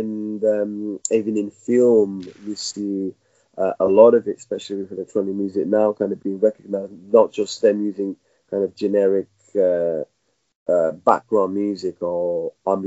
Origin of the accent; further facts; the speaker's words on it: Portugal; also born or lived in Mozambique; now in London, United Kingdom; I was born in Mozambique, raised in Portugal